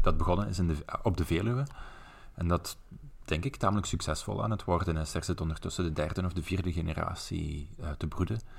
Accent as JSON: {"language": "Dutch", "area": "Belgian Limburg", "region": "Flanders", "country": "Belgium", "accent": "melodic Limburgish", "said": "Ik kom uit Belgisch Limburg. Ik praat tamelijk melodisch, volgens de, de overige Vlamingen."}